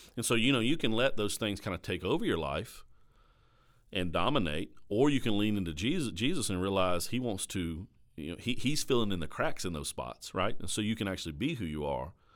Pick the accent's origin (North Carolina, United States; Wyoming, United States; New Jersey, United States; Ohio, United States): North Carolina, United States; Caswell County; also born or lived in Danville, Virginia / Durham, North Carolina; that's where I was raised, was in the sticks of Caswell County, North Carolina